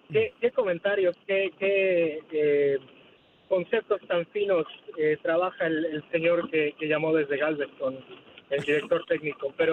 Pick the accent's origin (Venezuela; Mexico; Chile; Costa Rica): Mexico; yo soy mexicano